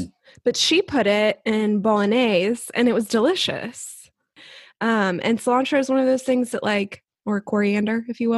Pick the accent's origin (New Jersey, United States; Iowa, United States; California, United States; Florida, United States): Florida, United States; Jacksonville; moved away as an adult; now in Wales, United Kingdom; I have this deep appreciation for Jacksonville, my hometown, that I never had before.